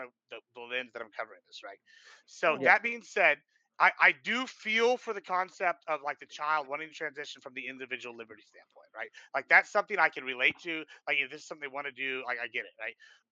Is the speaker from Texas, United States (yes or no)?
yes; Nueces County, Texas, United States; moved away; I come from Nueces County, right? Originally, and that's the number one teen pregnancy rate nationwide. So, like at 12, 13, like 1/8 of my fucking high school class had children.